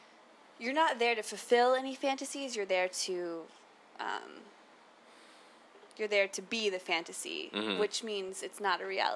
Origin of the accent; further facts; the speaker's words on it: Florida, United States; now in San Francisco, United States; And I'm from Florida originally.